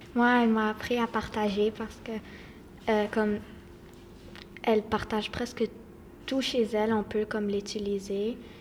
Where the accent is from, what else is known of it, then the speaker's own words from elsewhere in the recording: Quebec, Canada; je suis née au Québec. Je parle deux langues et je vis à Dédéo